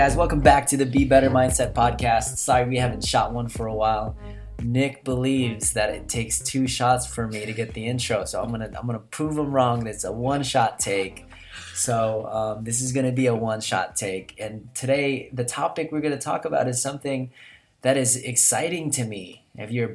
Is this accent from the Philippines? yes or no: yes; Philippines; I'm Filipino